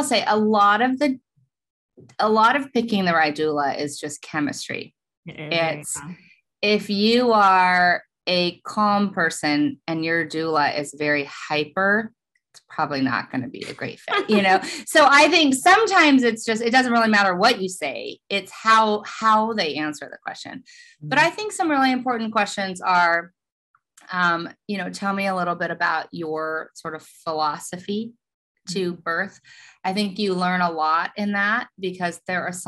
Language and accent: English; Oklahoma, United States; now in Los Angeles, United States; I'm from Oklahoma